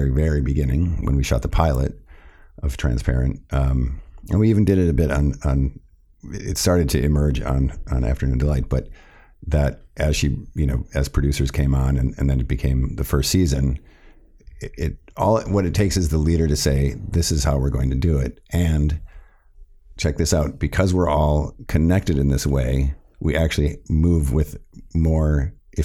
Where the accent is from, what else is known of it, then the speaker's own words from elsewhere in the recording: Milwaukee, Wisconsin, United States; a kid growing up in Milwaukee, Wisconsin